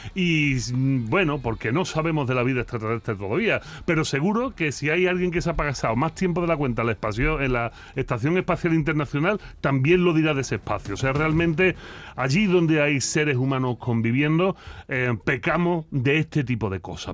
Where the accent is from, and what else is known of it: Andalusia, Spain